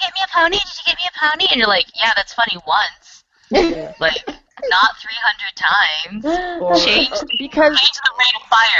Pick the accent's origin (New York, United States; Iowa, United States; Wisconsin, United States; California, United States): California, United States; Long Beach; moved away as an adult; also born or lived in Seattle; now in Montreal, Canada; I'm from Long Beach